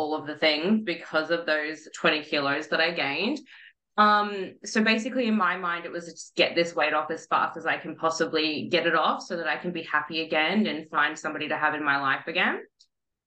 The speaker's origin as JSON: {"language": "English", "town": "Melbourne", "region": "Victoria", "country": "Australia", "moved": "yes", "said": "I'm originally from Melbourne"}